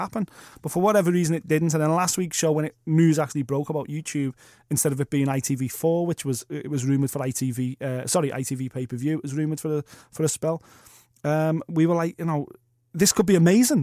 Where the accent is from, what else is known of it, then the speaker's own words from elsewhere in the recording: United Kingdom; As a British fight fan